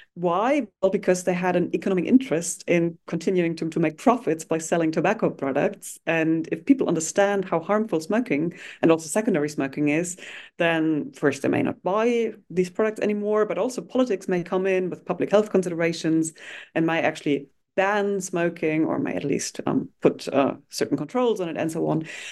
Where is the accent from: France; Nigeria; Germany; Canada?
Germany; I grew up in Germany, um, and actually at the border of what was formerly the Iron Curtain, so in the east of Germany, um, facing what was then Czechoslovakia